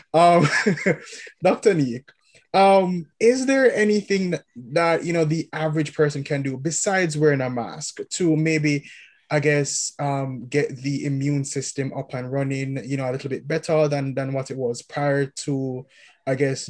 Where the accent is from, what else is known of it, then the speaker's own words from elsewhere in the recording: Kingston, Jamaica; moved away; we're from Kingston